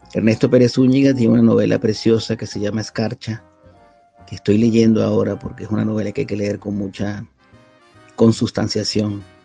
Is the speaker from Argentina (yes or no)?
no; Venezuela; moved away as an adult; now in Spain; yo salí de Venezuela cuando todavía no había comenzado el proceso chavista. Salí con una beca